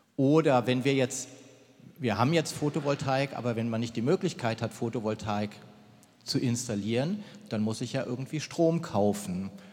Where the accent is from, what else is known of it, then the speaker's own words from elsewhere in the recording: Germany; bei uns in Deutschland